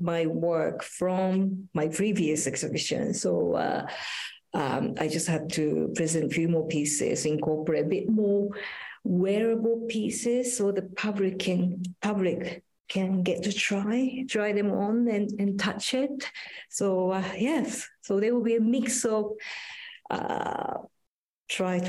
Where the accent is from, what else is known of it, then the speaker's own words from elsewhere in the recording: Japan; now in London, United Kingdom; Actually, I am from Japan, but I spend very little time in Japan.